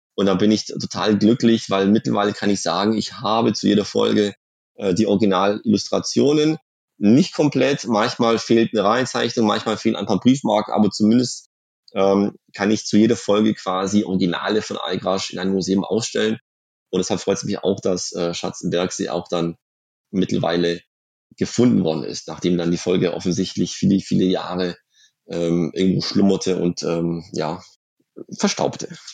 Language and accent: German; Swabian Jura, Baden-Württemberg, Germany; in der Schwäbischen Alb, wo ich aufgewachsen bin.